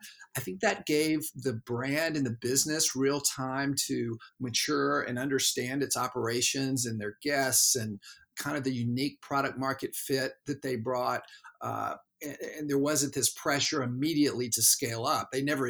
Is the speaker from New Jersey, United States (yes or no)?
no; Knoxville, Tennessee, United States; I grew up in the South, and there was something very appealing to me about the comfort food around great burger and shake places that I would go to growing up in Knoxville, Tennessee.